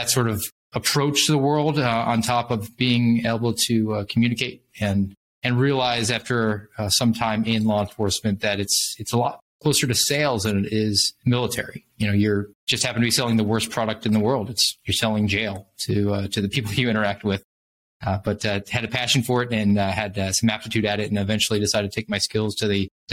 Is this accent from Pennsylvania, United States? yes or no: no; Savannah, Georgia, United States; a regular police officer in my hometown in Savannah, Georgia